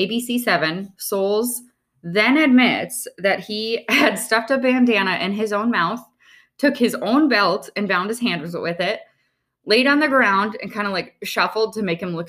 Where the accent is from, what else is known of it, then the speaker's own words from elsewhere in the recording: North Dakota, United States; I am from North Dakota.